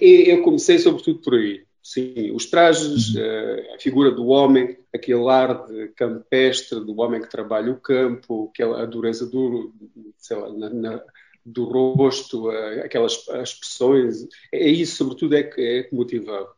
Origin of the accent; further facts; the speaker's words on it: Castro Verde, Beja District, Portugal; Eu sou do Alentejo, de Castro Verde